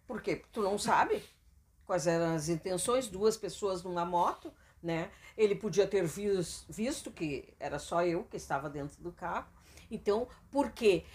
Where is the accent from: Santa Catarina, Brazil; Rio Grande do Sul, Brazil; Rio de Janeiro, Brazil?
Rio Grande do Sul, Brazil; Canoas; also born or lived in Cachoeirinha; a gente saiu de Canoas, depois voltou pra Canoas de novo, né? E moramos em Cachoeirinha também